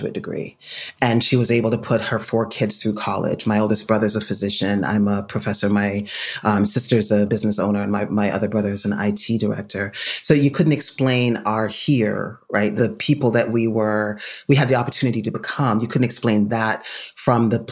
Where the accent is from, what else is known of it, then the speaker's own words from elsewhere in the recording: Jamaica; now in United States; I grew up in Jamaica, came to the United States.